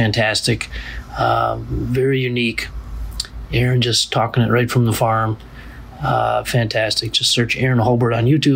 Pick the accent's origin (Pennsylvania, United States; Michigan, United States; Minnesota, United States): Minnesota, United States; growing up in Minnesota